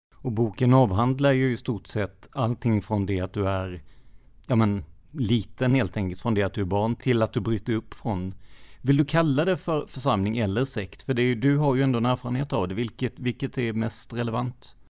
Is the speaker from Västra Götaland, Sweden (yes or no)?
no; Rödeby, Blekinge, Sweden; Jag är uppväxt i Rödeby